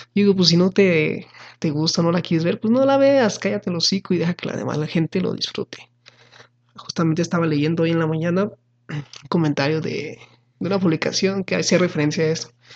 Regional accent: Mexico; como buenos mexicanos

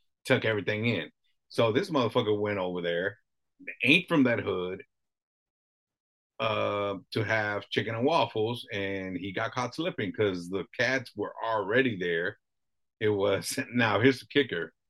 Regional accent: Los Angeles, California, United States; I grew up around Manchester and Maine

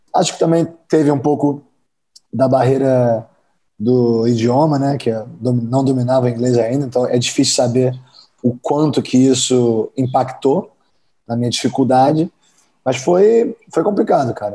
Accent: Brazil; moved away as an adult; also born or lived in Georgia, United States / Kentucky, United States; eu sou brasileiro

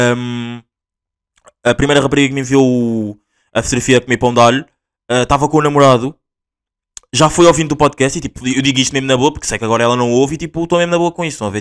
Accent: Portugal; accent: Angolan; Portuguese; also born or lived in Angola; Eu nasci em Angola, vim para Portugal com dois anos

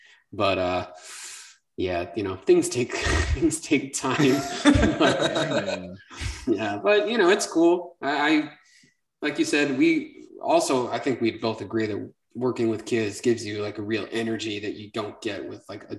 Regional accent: New York, United States; no, I'm from New York. New York.

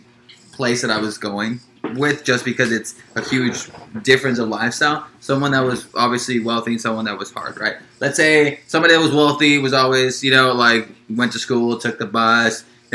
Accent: Los Angeles, California, United States; I grew up in South Central Los Angeles

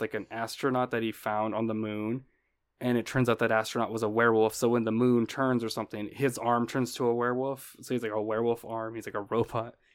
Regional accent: United States; being American

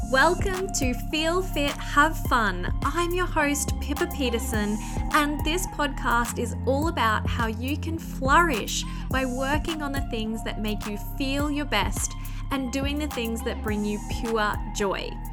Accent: country New South Wales, Australia; returning to my hometown in country New South Wales

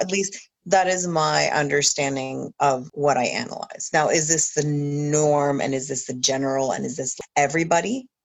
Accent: New Brunswick, Canada; born in this country, raised in this country for a huge portion of my raising

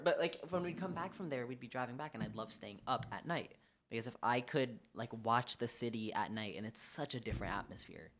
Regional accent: New York City, New York, United States; I grew up here on the Upper West Side

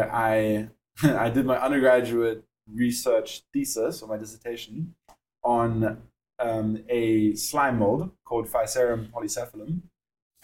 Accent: Cape Town, Western Cape, South Africa; accent: South African; moved away; you can hear from my accent, obviously from South Africa. How I got there was I was around 6 months old and I moved over with my mom and my sister

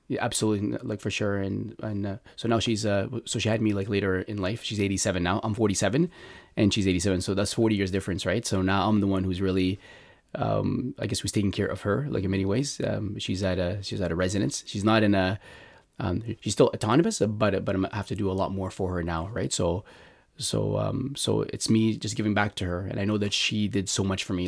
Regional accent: Montreal, Quebec, Canada; I grew up in Montreal

